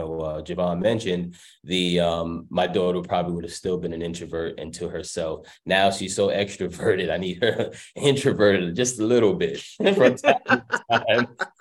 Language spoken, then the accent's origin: English; New York, United States; moved away as an adult; If I may, for me, I came from New York, so when you all talking about the city buses